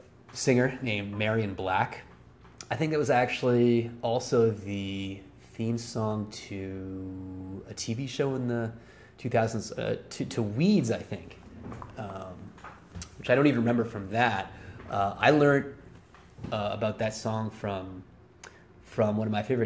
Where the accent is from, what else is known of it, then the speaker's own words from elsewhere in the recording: Montreal, Quebec, Canada; growing up in French Canada, aka Quebec, the province of Quebec, and growing up in Montreal